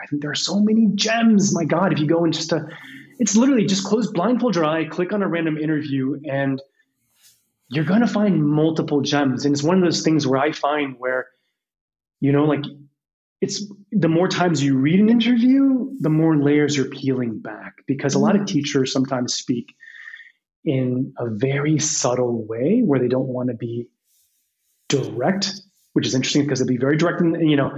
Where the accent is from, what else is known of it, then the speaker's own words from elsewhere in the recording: Washington, District of Columbia, United States; I was born in Washington, D.C.